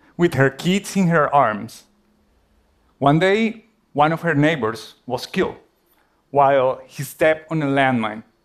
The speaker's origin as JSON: {"language": "English", "country": "Colombia", "moved": "yes", "said": "my home country, Colombia"}